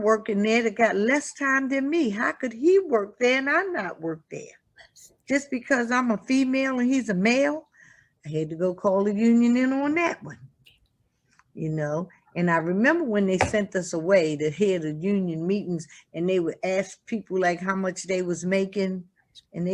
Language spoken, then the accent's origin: English; Baltimore, Maryland, United States; I'm from Baltimore.